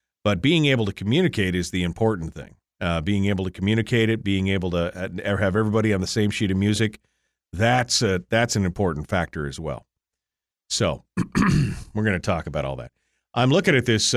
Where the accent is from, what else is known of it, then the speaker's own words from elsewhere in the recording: Fairbanks, Alaska, United States; I'm from Fairbanks